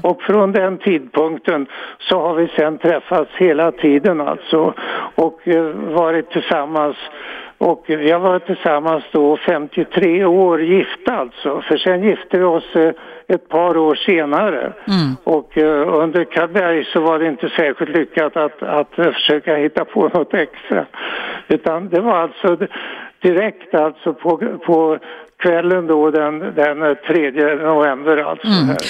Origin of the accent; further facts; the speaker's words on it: Örebro, Örebro County, Sweden; moved away as an adult; jag kommer från Örebro och eh, det var väl inte några särskilda intressanta saker där egentligen alltså. Vi gick i särskilt eh, läroverk